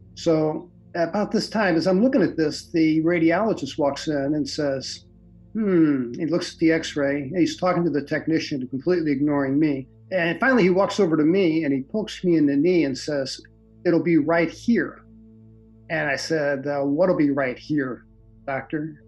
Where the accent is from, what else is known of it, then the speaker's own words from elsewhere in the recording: St. Louis, Missouri, United States; moved away as an adult; also born or lived in Michigan / American Samoa / Vermont; I'm originally from St. Louis, Missouri. Grew up there in the South City